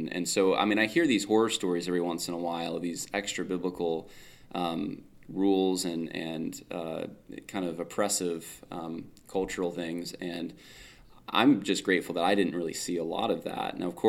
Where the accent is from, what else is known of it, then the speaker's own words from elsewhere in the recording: California, United States; now in New York, United States; My dad took a church out in New York. We're originally from California, actually. So we're a little more, it's a culture difference